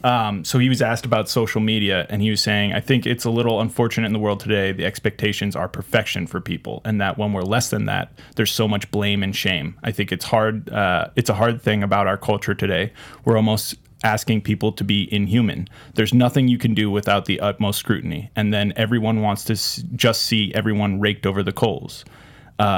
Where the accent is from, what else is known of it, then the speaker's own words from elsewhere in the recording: Philadelphia, Pennsylvania, United States; Fuck Philadelphia. Bring it on. I'm really triggered as a Philadelphian.